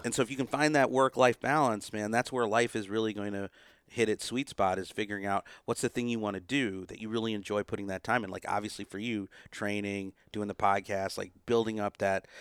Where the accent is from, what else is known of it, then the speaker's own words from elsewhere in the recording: United States; an Indian American, you know, growing up in that culture